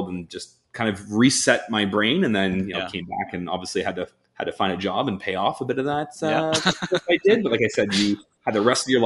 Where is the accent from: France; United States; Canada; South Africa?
Canada; Toronto, Ontario; I'm born and raised in Toronto, big city kids.